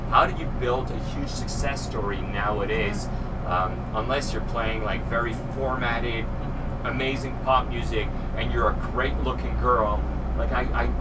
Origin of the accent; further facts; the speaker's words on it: Canada; English is a second language; I'm French Canadian, sometimes, you know, I spin the wrong syllables